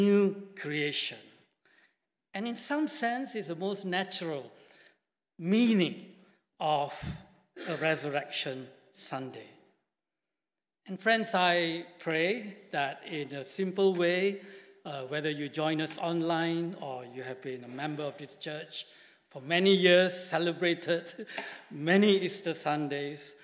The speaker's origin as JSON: {"language": "English", "country": "Malaysia", "moved": "yes", "said": "I come from Malaysia and I've been working with BMS now for 6 years"}